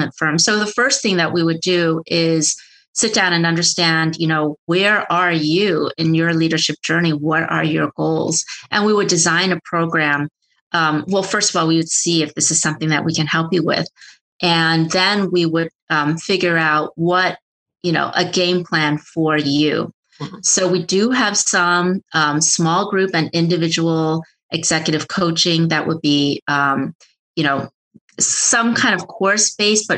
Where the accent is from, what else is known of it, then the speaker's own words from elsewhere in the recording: United States; people like me who are born here and speak perfect English. So we think, oh, I'm American